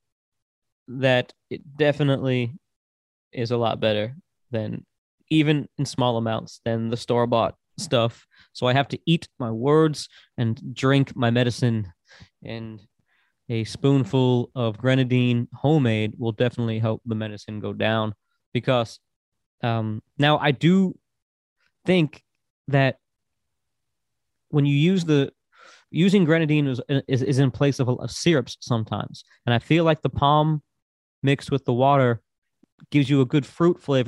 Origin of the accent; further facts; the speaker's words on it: Florida, United States; accent: East Coast American; moved away as an adult; also born or lived in New York State; now in Tennessee, United States; I was born in New York State, and I grew up through most of my childhood in Florida, my teenage years, my 20s in Florida, came to Tennessee. later in life